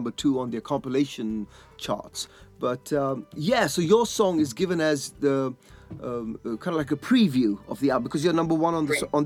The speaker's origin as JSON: {"language": "English", "area": "Leicestershire", "region": "East Midlands", "country": "United Kingdom", "tie": "born or raised there", "said": "my hometown in Leicestershire"}